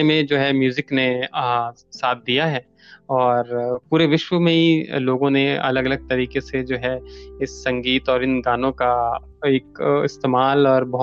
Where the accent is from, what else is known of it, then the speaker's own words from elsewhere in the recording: Himachal Pradesh, India; अब जैसा कि मैं हिमाचल से हूँ एक पहाड़ी क्षेत्र से हूँ